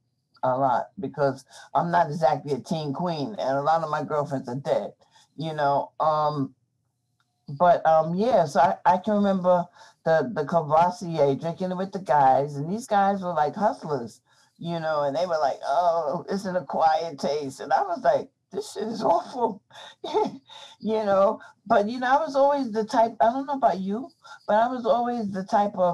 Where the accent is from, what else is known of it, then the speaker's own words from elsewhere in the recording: New York City, New York, United States; I grew up in Brooklyn at that time